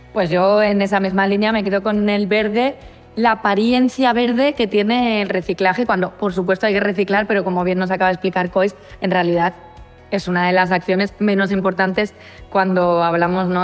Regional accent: Madrid, Community of Madrid, Spain; yo es que soy de Vallecas.

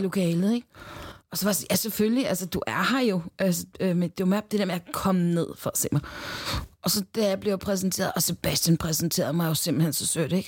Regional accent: Denmark; born or raised there

